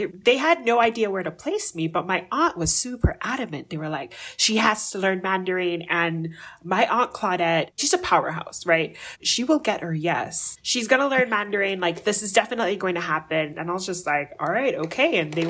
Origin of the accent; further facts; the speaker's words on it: Jamaica; So I grew up in Jamaica, you know, I mentioned that earlier, but like Jamaica is really culturally diverse